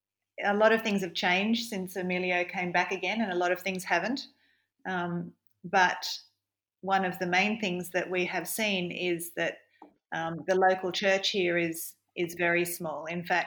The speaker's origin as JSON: {"language": "English", "country": "Australia", "also_born_or_lived": "London / Philippines", "moved": "as an adult", "lives_now": "Basque Country, Spain", "said": "I'm Australian"}